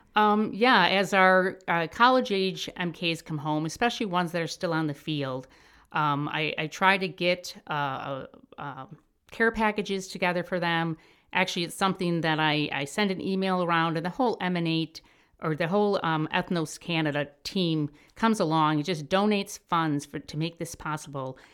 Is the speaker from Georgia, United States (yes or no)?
no; Chicago, Illinois, United States; moved away as an adult; I'm from Chicago.